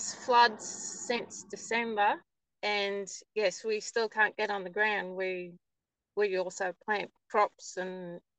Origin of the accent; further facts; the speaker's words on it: England, United Kingdom; now in Australia; No. I'm originally from England and then came out here, and then my father, he moved to Mount Tyson